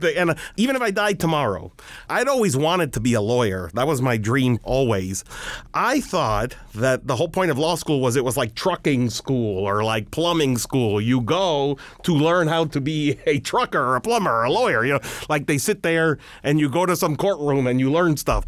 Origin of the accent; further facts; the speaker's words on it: Miami, Florida, United States; moved away as an adult; now in Washington, United States; I went to public schools all throughout my time in Miami. I graduated from Miami Beach High School